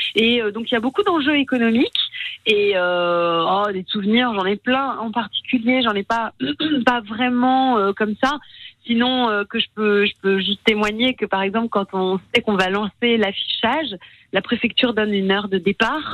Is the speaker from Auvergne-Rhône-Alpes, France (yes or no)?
no; Strasbourg, Grand Est, France; je suis strasbourgeoise